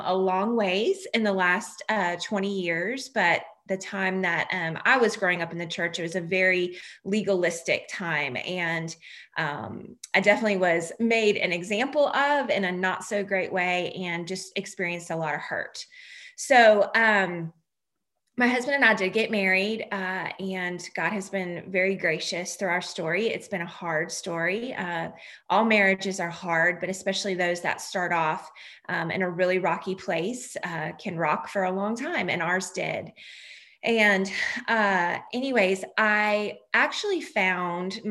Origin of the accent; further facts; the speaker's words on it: North Carolina, United States; right here in my hometown